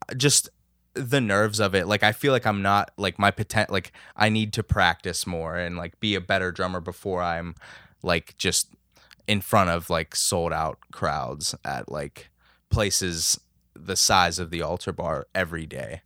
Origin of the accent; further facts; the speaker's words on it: Lower Burrell, Pennsylvania, United States; I'm from Lower Berle, New Kensington